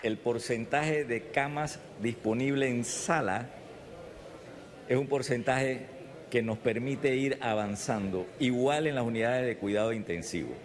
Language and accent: Spanish; Panama; como panameño